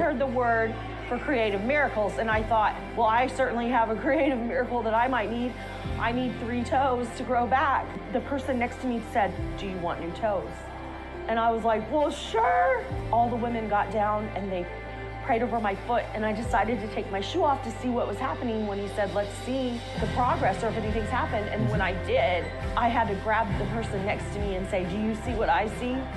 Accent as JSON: {"language": "English", "country": "South Africa", "moved": "as an adult", "lives_now": "Dallas-Fort Worth, United States", "said": "I am a South African MAGA preacher"}